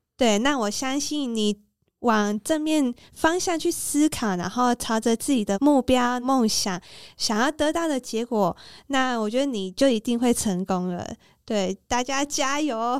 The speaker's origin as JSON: {"language": "Chinese", "country": "Taiwan", "said": "我们台湾人"}